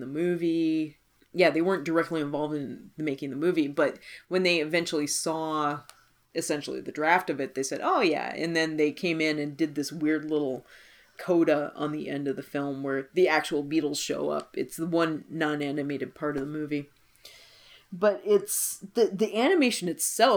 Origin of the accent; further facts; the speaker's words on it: United States; we're American.